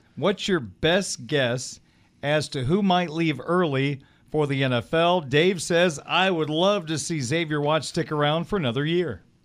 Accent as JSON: {"language": "English", "town": "Springfield", "region": "Illinois", "country": "United States", "tie": "born or raised there", "said": "my hometown in Springfield, Illinois"}